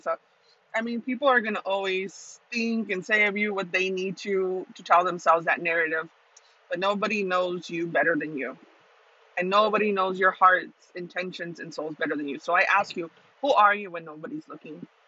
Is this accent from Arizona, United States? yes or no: yes; Tucson, Arizona, United States; Tucson, Arizona is my hometown